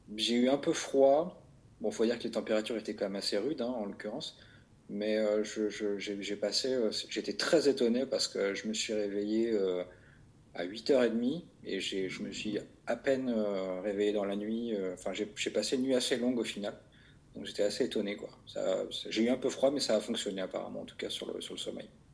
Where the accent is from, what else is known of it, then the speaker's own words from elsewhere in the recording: Vaucluse, Provence-Alpes-Côte d'Azur, France; j'ai grandi dans le Vaucluse